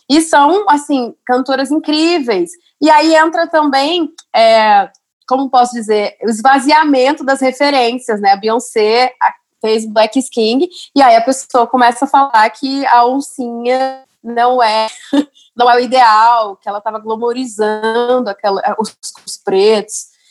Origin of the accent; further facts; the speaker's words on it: Minas Gerais, Brazil; sou mineira